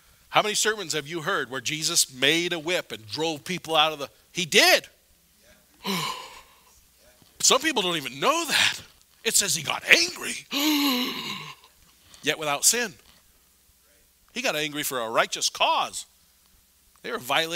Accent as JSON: {"language": "English", "country": "United States", "said": "as an American"}